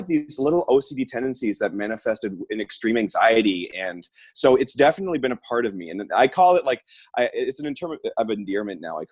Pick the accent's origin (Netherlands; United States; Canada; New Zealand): Canada; Orangeville, Ontario; I grew up in a town called Orangeville, which is like an hour outside of Toronto